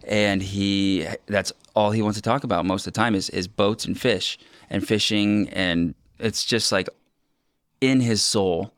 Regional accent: Ocean Park, Washington, United States; I grew up on Ocean Park

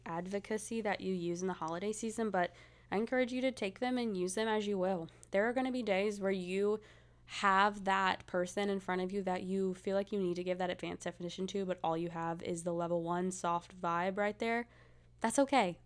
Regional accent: the South, United States; I'm from the South

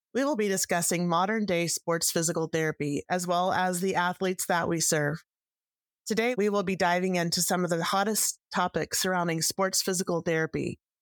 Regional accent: Texas, United States; I'm actually from Texas, just north of Frisco

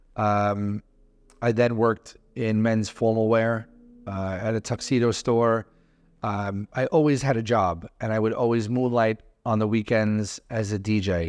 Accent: New York City, New York, United States; I grew up in Brooklyn

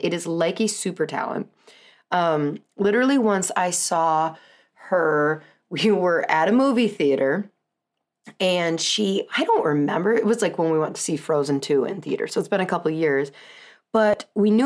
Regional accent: Southern California, United States; now in Wisconsin, United States; I was born in Southern California

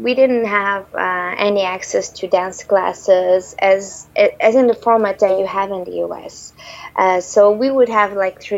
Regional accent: Terceira, Azores, Portugal; moved away as an adult; also born or lived in Lisbon, Portugal; So I was born in Terceira, which is an island in between Europe and the U.S., and Terceira is part of the Azores archipelago and is part of Portugal. I lived there until the age of 18

